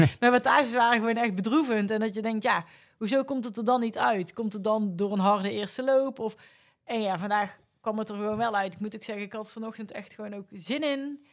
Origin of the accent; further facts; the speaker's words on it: North Brabant, Netherlands; accent: Brabant; moved away; also born or lived in Amsterdam, Netherlands; ik kom oorspronkelijk uit Brabant, zoals je waarschijnlijk aan mijn accent kan horen